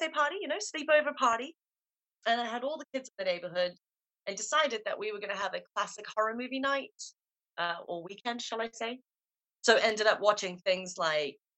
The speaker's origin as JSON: {"language": "English", "region": "Limpopo", "country": "South Africa", "tie": "born or raised there", "accent": "South African", "moved": "as an adult", "lives_now": "United Kingdom", "said": "I grew up in South Africa, so I was really an outdoors child. We had a really nice farm up in the in the valley of the mountains, the Waterberg region."}